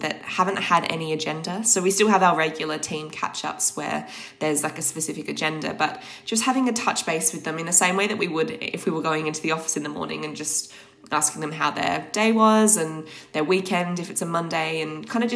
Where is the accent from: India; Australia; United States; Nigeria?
Australia; now in London, United Kingdom; I'm from Australia originally